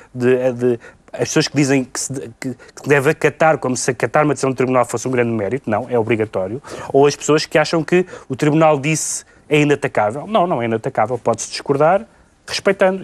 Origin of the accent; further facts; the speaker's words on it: Portugal; como português